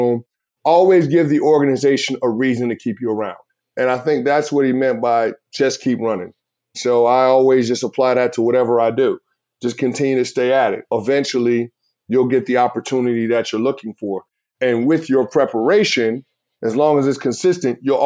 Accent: New York City, New York, United States; moved away; Growing up as a kid in the Bronx, New York

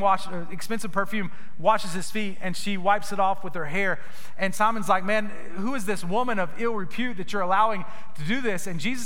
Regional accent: Gainesville, Florida, United States; I was from Gainesville, Florida. So when they announced me, when I came out to the mound to pitch, they would say, pitching is … from Gainesville, Florida. It sounds so silly. I was so embarrassed of where I was from. This little small town, nowhere town

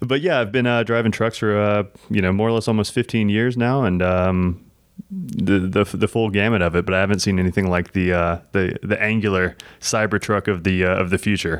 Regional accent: South Louisiana, United States; I grew up in South Louisiana

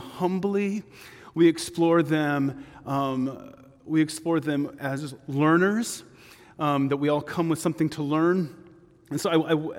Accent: Texas, United States; I am from Texas

